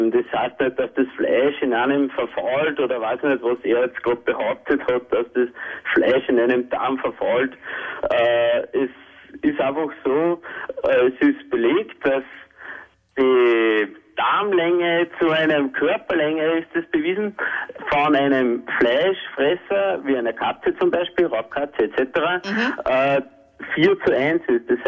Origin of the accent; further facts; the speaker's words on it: Austria; Also, der Grundsatz ist eigentlich das, dass wir als Österreicher eigentlich regionale Sachen kaufen sollen.